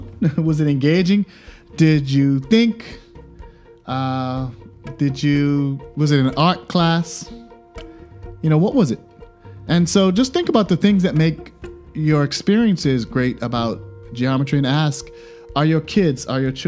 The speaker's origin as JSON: {"language": "English", "country": "Bermuda", "said": "I'm from Bermuda"}